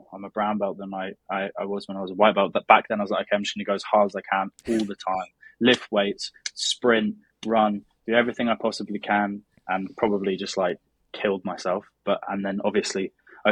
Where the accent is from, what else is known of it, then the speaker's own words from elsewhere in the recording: Brighton, South East England, United Kingdom; I'm from Brighton in the south of England, which is basically 1 hour south of London.